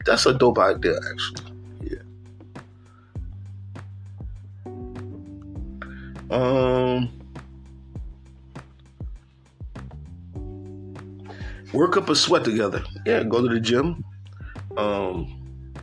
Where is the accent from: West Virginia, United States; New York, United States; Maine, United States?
New York, United States; upstate; I'm from New York. They're like, oh, you from New York City? Nah, from upstate